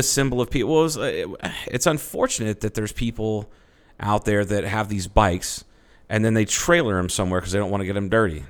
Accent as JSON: {"language": "English", "country": "United States", "said": "I'm an American"}